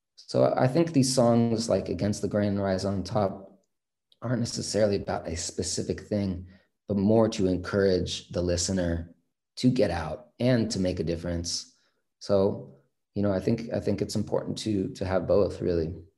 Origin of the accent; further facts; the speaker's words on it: San Francisco, California, United States; growing up in the Bay Area, San Francisco specifically